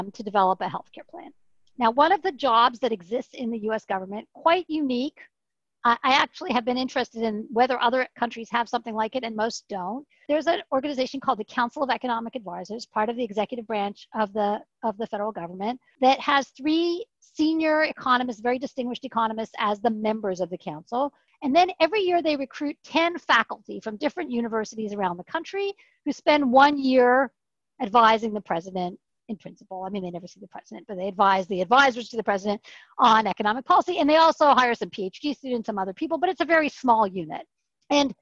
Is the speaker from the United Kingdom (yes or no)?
no; Canada; moved away as an adult; I was just … from Canada